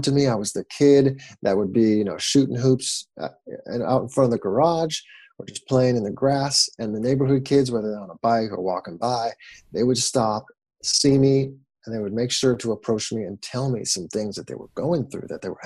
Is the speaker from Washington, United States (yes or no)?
yes; about 40 minutes east of Seattle, Washington, United States; now in San Diego, United States; I grew up in the best place in the world, in the northwest of the United States, about 40 minutes east of the city of Seattle